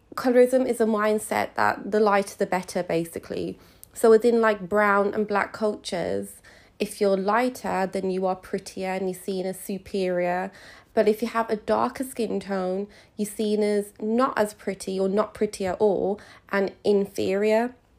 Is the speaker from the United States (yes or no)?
no; United Kingdom; being British Indian, so my grandparents are from India and they immigrated to the U K in the sixties